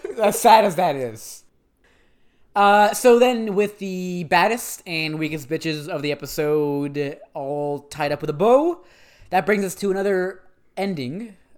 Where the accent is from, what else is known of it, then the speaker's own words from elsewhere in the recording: Canada; we're Canadian and we respect both official languages